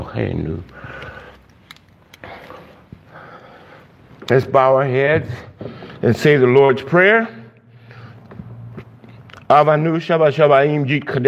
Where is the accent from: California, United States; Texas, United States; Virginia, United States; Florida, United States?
Florida, United States; Miami; I'm from Miami